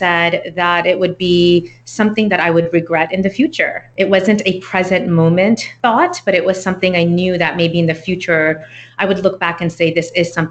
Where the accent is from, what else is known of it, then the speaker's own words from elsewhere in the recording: Texas, United States; also born or lived in New York; I was raised here in Texas, moved to San Antonio, and I've kind of been all over the state